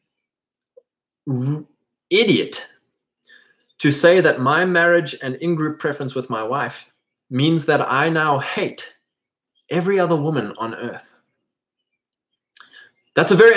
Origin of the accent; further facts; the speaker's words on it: Drakensberg, KwaZulu-Natal, South Africa; moved away as an adult; farming families in my area that I grew up in South Africa.